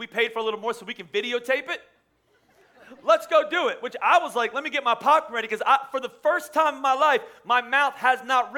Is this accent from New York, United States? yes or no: no; Pennsylvania, United States; I'm from Pennsylvania